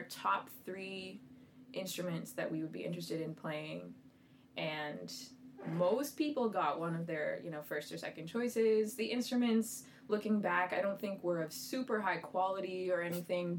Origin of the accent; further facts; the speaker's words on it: Aurora, Ontario, Canada; also born or lived in Scarborough, Ontario / Toronto; I was born in Scarborough, Ontario, though I have no memory of that, and then moved to Aurora when I was 2 years old, I believe, and grew up there